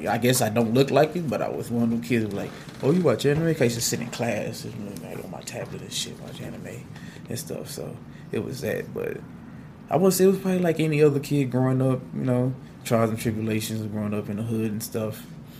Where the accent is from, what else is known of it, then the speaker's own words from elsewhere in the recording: Austin, Texas, United States; I'm from from Austin, but the east side of Austin to be exact.